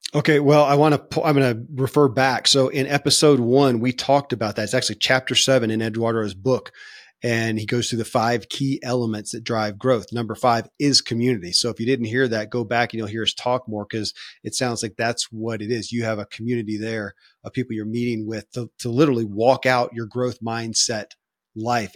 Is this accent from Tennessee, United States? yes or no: no; Kentucky, United States; born or raised there